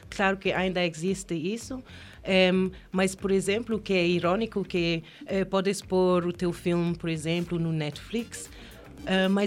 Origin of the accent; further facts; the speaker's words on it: Gambia; Portuguese is a second language; also born or lived in Spain / Kenya; Quando eu cheguei à Quênia, eu não sou queniana, sou gambiana espanhola ah. e vivi 11 anos